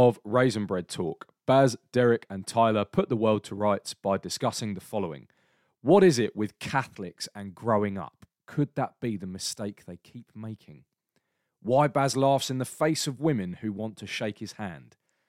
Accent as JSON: {"language": "English", "country": "United Kingdom", "said": "Yes, it's because I'm British."}